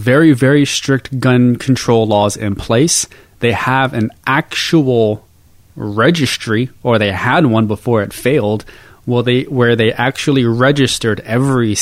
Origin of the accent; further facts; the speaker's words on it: United States; As an American